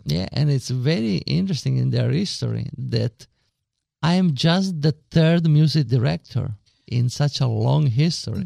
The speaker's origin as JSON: {"language": "English", "town": "Agrigento", "region": "Sicily", "country": "Italy", "also_born_or_lived": "Rome", "second_language": "English", "moved": "as an adult", "lives_now": "Newark, Delaware, United States", "said": "Sicily. We are from Agrigento"}